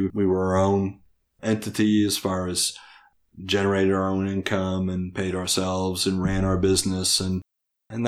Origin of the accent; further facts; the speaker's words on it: Kansas City, Missouri, United States; also born or lived in Long Island, New York; I was born here in Kansas City, Missouri